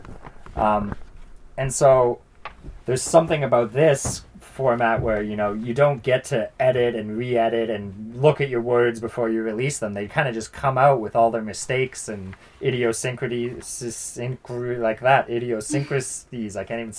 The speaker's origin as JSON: {"language": "English", "town": "Summerland", "region": "British Columbia", "country": "Canada", "tie": "born or raised there", "said": "I'm from Falder, which is actually, like, a smaller town, part of Summerland."}